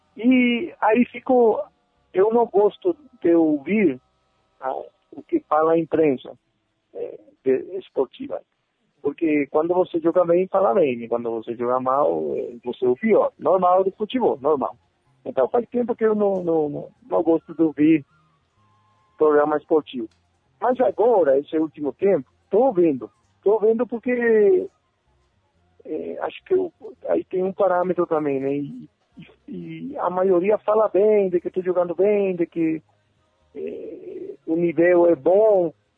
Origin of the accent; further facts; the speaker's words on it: Paraguay; Portuguese is a second language; moved away as an adult; also born or lived in Argentina / Brazil; now in Bolivia; Meu pa, meus pais, meus irmãos, meus parceiros, tudo de, de infância, de quando era pequenininho, tá todo mundo no Paraguai